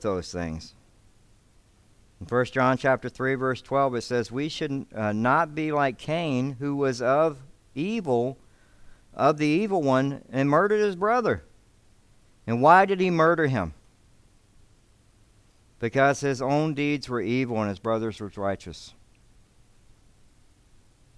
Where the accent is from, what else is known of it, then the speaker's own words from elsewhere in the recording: Alabama, United States; now in Devine, United States; I grew up in Alabama